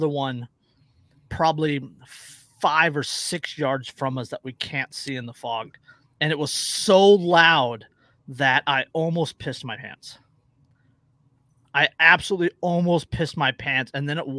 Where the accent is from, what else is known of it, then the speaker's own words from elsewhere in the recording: Antioch, California, United States; also born or lived in Del Norte County, California; I'm from the Bay Area, right? I've never lived anywhere else besides the Bay Area at this point. 18 years. Antioch at the time was like 135,000 people